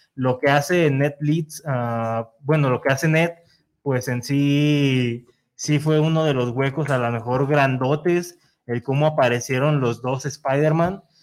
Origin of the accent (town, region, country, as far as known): Mexico